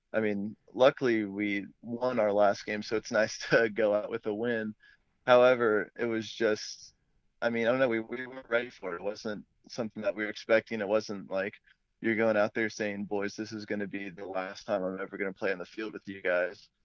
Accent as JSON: {"language": "English", "town": "Fort Mill", "region": "South Carolina", "country": "United States", "moved": "as an adult", "said": "I'm originally from Fort Mill, South Carolina, which is just outside of Charlotte"}